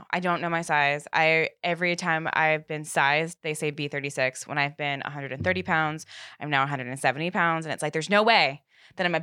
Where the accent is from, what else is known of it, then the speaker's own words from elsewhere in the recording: Northern Virginia, United States; I'm from Northern Virginia.